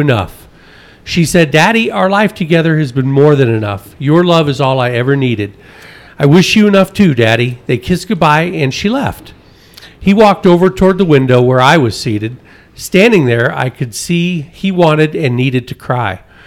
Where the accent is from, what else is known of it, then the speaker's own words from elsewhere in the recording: Connecticut, United States; now in Colorado, United States; I come from Connecticut